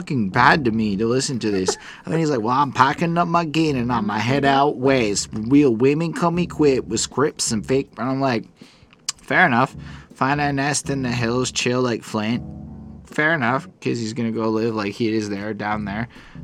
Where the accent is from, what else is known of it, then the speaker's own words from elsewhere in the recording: Montreal, Quebec, Canada; I am a city boy, born and raised in Montreal